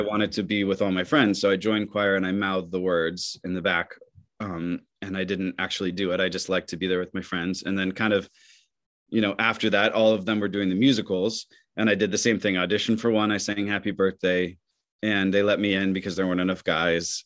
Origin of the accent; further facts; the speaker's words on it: Michigan, United States; moved away; growing up in Michigan